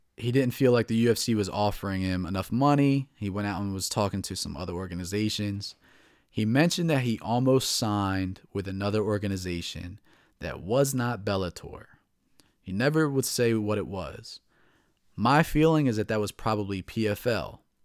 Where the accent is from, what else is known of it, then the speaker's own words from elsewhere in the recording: New Jersey, United States; moved away as an adult; now in Baltimore, United States; I'm from New Jersey. I moved to Baltimore, the Baltimore area, about four years ago